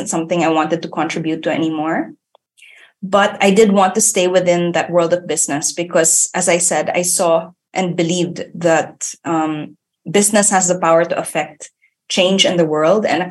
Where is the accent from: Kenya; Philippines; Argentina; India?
Philippines; moved away as an adult; now in Germany; away from my family and my home country, which is the Philippines